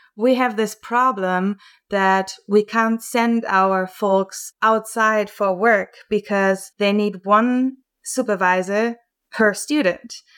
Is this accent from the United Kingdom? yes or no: no; Germany; moved away as an adult; now in Vancouver, Canada; I was born and raised in Germany and then came over to Canada